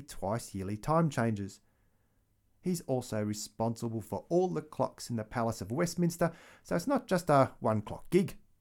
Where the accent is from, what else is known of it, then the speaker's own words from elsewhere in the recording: Australia; as an Australian